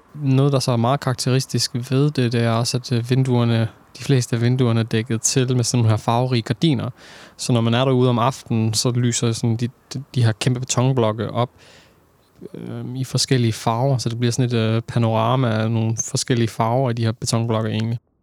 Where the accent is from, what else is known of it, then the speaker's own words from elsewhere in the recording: Aarhus, Central Denmark Region, Denmark; Jeg er født og opvokset i Aarhus, Torshøj, Skråstrej, Gellerup Parken, der er født og opvokset, boet det meste af mit liv.